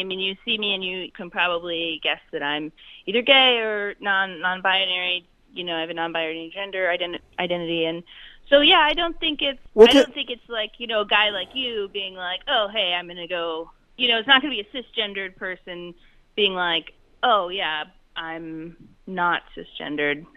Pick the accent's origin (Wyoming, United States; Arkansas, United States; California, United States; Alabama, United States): Wyoming, United States; moved away; also born or lived in Charleston, South Carolina; I, I grew up in Wyoming um, until my parents got divorced, and then I lived in South Carolina